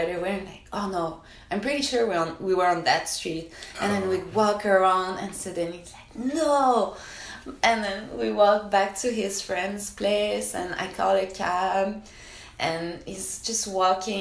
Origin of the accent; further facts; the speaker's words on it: Canada; I'm Canadian